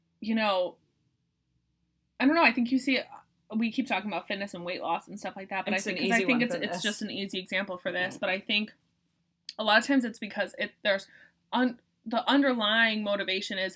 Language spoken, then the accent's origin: English; Boston, Massachusetts, United States; I'm from Boston